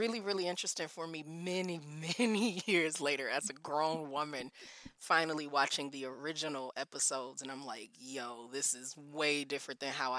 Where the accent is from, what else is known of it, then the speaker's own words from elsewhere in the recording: Detroit, Michigan, United States; also born or lived in Minnesota / California / South Korea; now in Texas, United States; I was certainly a sixth grader growing up in Detroit, Michigan